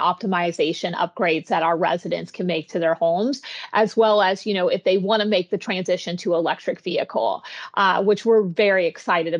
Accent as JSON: {"language": "English", "region": "West Virginia", "country": "United States", "also_born_or_lived": "Florida", "moved": "yes", "lives_now": "Palm Coast, United States", "said": "I'm originally from West Virginia and I came down to Florida for different opportunities."}